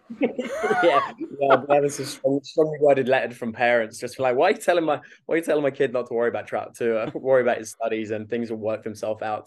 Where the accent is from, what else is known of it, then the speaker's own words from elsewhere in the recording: West Malling, South East England, United Kingdom; moved away as an adult; also born or lived in Australia; I'm from Kent.